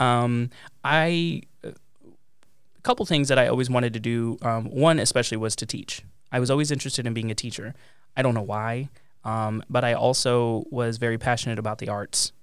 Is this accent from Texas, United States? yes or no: yes; Pampa, Texas, United States; moved away as an adult; also born or lived in Amarillo, Texas / Columbus, Ohio; from a public school in my hometown of Pampa, Texas